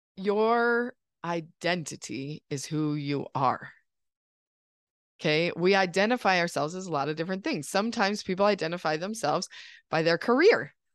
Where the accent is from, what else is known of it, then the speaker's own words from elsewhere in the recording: United States; growing up in this country